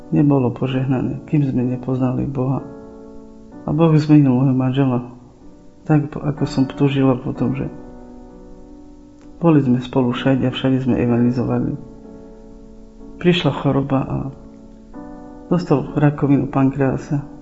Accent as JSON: {"language": "Slovak", "town": "Čičava", "region": "Prešov Region", "country": "Slovakia", "said": "pochádzam z Šičavy."}